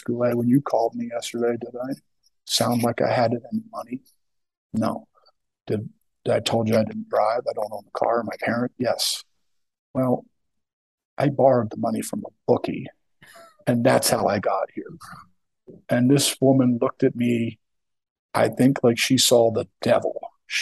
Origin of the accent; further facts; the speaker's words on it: Philadelphia, Pennsylvania, United States; moved away; I'm from the Kensington section